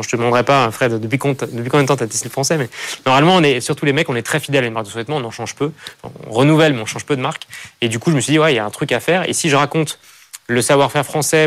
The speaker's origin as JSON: {"language": "French", "country": "France", "tie": "born or raised there", "said": "mon environnement, là où j'ai grandi, et à cette idée que c'est voilà, un pays magnifique"}